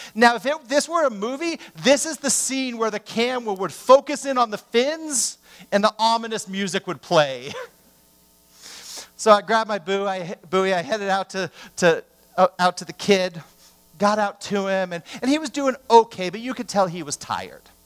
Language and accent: English; Southern California, United States; I grew up in Southern California